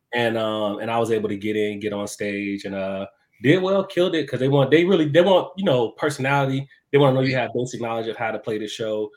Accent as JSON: {"language": "English", "town": "Chicago", "region": "Illinois", "country": "United States", "tie": "born or raised there", "moved": "as an adult", "lives_now": "Atlanta, United States", "said": "I'm originally from Chicago, uh, born That's and raised West Side."}